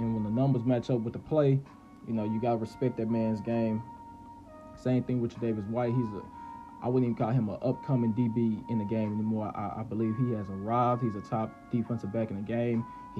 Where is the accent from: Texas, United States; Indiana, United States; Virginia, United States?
Texas, United States; Dallas; I'm from Dallas.